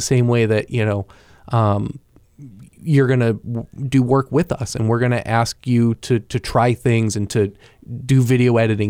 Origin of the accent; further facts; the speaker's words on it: Pembroke, New Hampshire, United States; Grew up in Pembroke. So close enough to Concord that I would tell people from, you know, who weren't from, I would be like, I'm from Concord.